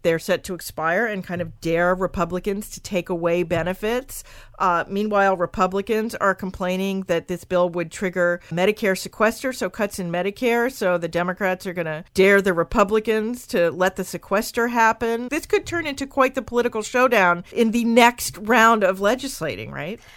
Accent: Maryland, United States; my home state of Maryland

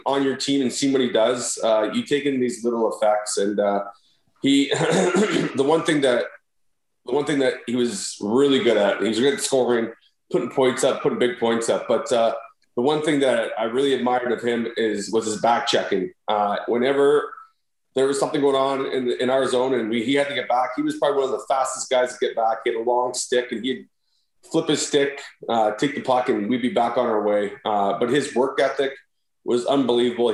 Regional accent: Toronto, Ontario, Canada; also born or lived in Chicago; now in London, Canada; I grew up in Toronto

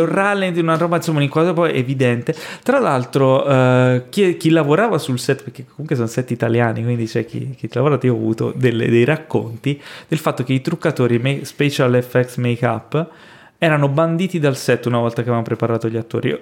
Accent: Florence, Tuscany, Italy; Io sono cresciuto a Firenze

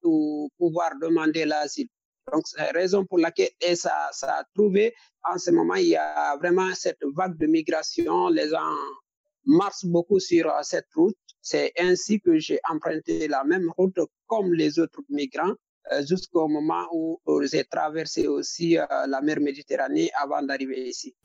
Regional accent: Guinea; moved away as an adult; also born or lived in Mali; j'ai quitté la Guinée depuis 2017

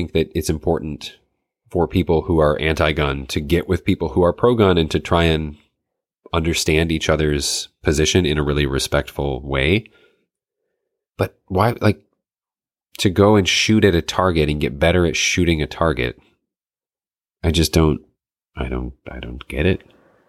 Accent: Michigan, United States; I grew up in the North Woods of Michigan. So people, it was hunting, like that's what you did.

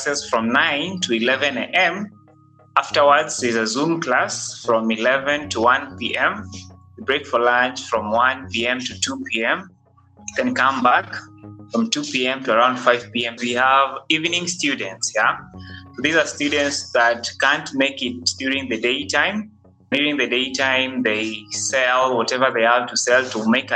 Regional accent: Nairobi, Kenya; I'm one person who grew up in the slums, studying in the slums, and I'm still in the slums

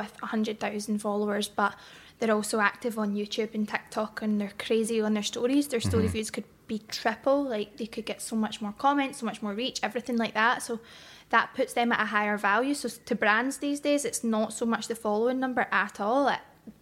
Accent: Glasgow, Scotland, United Kingdom; also born or lived in Bothwell; I grew up in Garra Hill

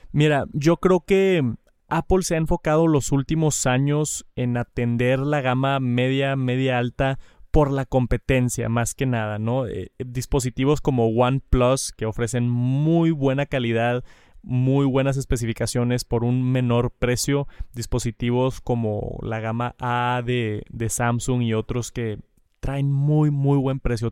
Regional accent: Jalisco, Mexico; soy de Jalisco, de aquí de México soy de Jalisco.

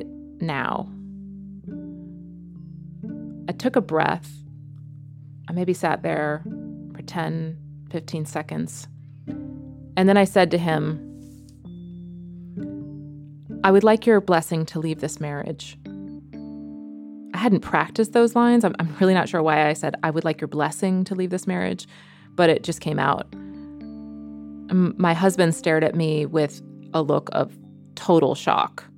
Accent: United States; moved away as an adult; also born or lived in New York City; now in Netherlands; I'm an American woman, and I live in Holland

